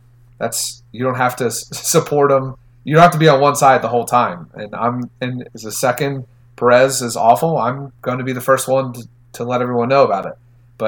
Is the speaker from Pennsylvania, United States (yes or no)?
yes; Philadelphia, Pennsylvania, United States; I'm from Philadelphia, where we let people know when they suck.